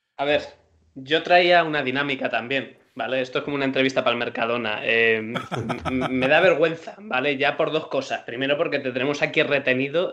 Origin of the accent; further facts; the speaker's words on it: Madrid, Community of Madrid, Spain; Obviamente soy madrileño